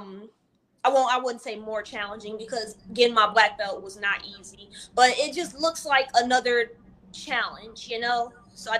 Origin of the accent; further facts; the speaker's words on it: St. Louis, Missouri, United States; being from St. Louis